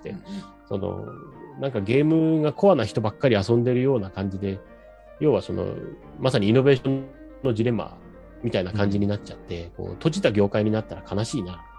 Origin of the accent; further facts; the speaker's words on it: Hachinohe, Aomori, Japan; moved away; 八戸を離れて進学してるんですよ